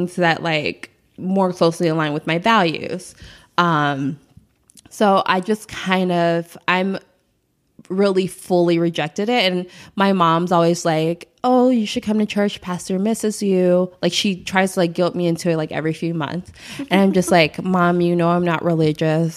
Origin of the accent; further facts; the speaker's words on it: Chicago, Illinois, United States; I'm from the South Side of Chicago